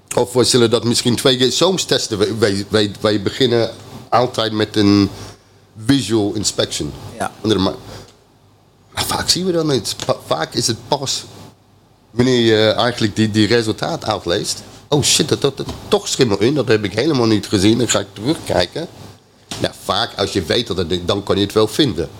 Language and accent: Dutch; England, United Kingdom; Dutch is a second language; now in Netherlands; ik ben Engelsman